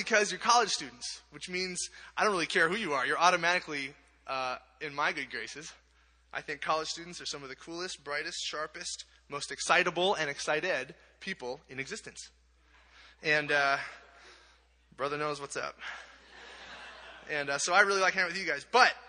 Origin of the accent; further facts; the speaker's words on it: Bellingham, Washington, United States; I come from Bellingham, Washington, which is almost as far up in the northwest of the corner as you can get. We're about 20 minutes from the farthest corner.